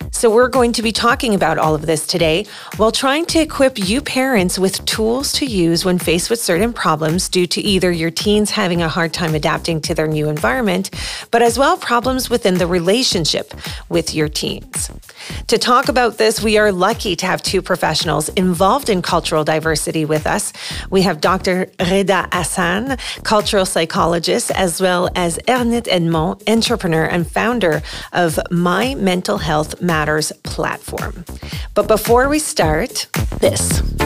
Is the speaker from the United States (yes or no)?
no; Lebanon; moved away as an adult; originally I'm from Lebanon